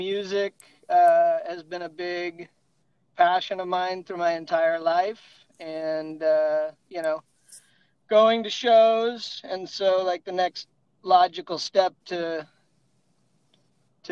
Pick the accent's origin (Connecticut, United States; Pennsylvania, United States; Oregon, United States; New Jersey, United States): Oregon, United States; Eugene; moved away as an adult; also born or lived in Arizona / Orlando, Florida; I grew up in Eugene